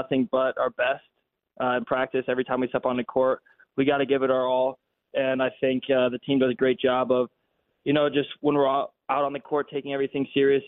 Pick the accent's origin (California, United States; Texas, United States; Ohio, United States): Ohio, United States; New Albany; I'm from Columbus